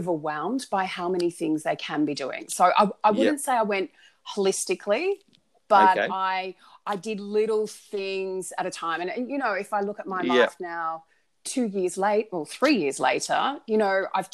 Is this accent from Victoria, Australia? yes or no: yes; Melbourne, Victoria, Australia; also born or lived in Northern Beaches, Sydney; now in Sydney, Australia; I grew up in Melbourne